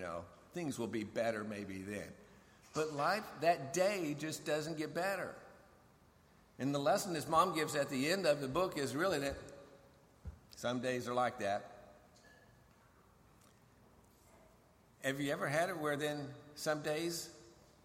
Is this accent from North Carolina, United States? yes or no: no; Colorado, United States; moved away as an adult; also born or lived in Fort Meade, Maryland / Fort Bragg; now in Fort Eustis, Virginia, United States; We're from Colorado, but the military moves us around